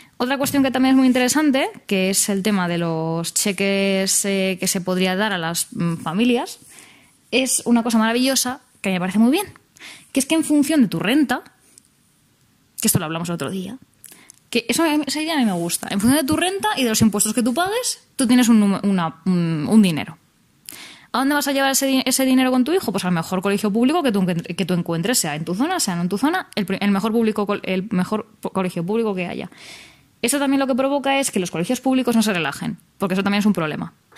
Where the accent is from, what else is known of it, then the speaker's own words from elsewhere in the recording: Spain; nuestra incapacidad como sociedad española